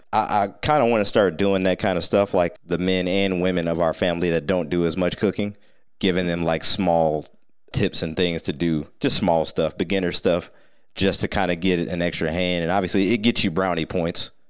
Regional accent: Sandusky, Ohio, United States; moved away as an adult; also born or lived in Atlanta; growing up in Sandusky, like you said, Pizza House, what, we had something on every corner of this tiny town

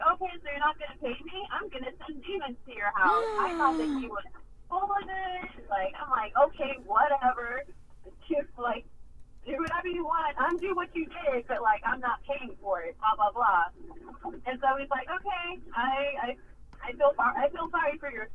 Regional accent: Houston, Texas, United States; moved away; also born or lived in Dallas, Texas; I was born in Dallas, Texas, but raised in Houston, Texas the majority of my life

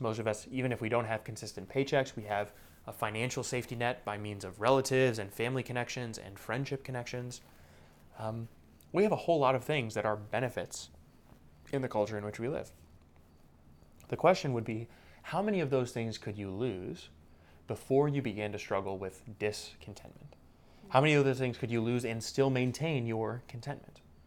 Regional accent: United States; now in Indianapolis, United States; American Christians

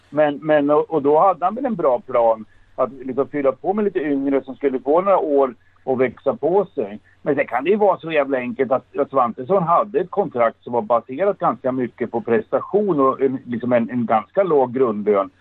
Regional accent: Sweden; som vi svenskar brukar säga

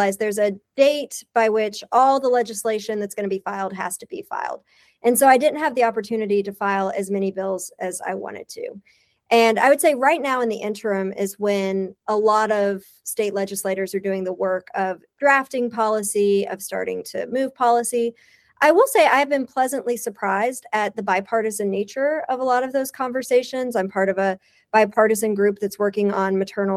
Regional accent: Eastern Kentucky, United States; now in Louisville, United States; I grew up in Eastern Kentucky.

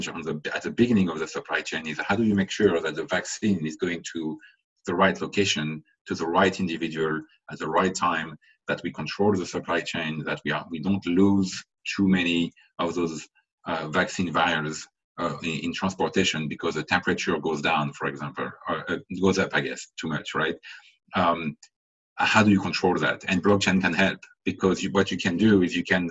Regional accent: France; now in United States; I was born in France, I live in the US

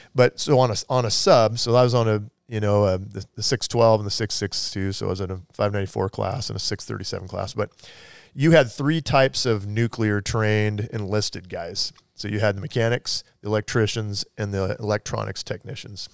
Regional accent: Everett, Washington, United States; Grew up in, uh, Snohomish County, Everett area.

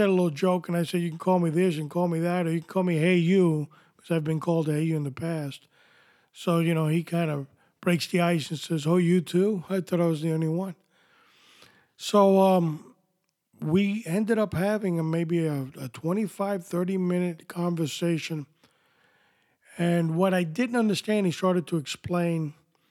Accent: New York City, New York, United States; I was born here in New York City

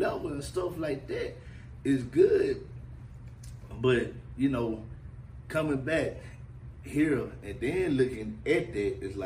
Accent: Mississippi, United States; I'm especially from here from Mississippi

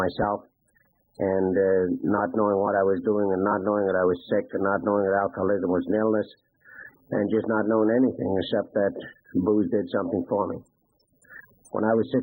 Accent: Prince Albert, Saskatchewan, Canada; I went back to my hometown

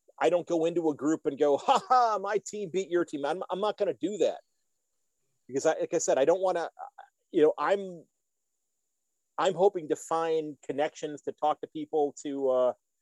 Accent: United States; I'm an American footy fan

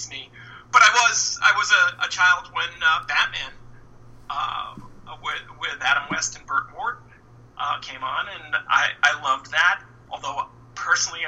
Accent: New York City, New York, United States; I grew up in Brooklyn, New York

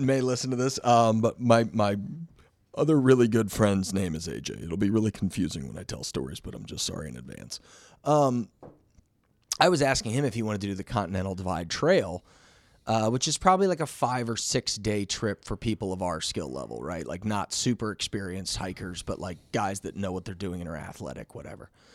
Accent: Missouri, United States; this little camping dude from Missouri

